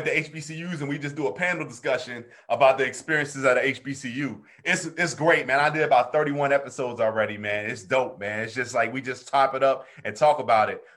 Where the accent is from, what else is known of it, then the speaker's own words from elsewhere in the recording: Willingboro, New Jersey, United States; also born or lived in Charlotte, North Carolina; I'm from the Northeast, so I went to high school in Willingboro, New Jersey, right outside Philadelphia.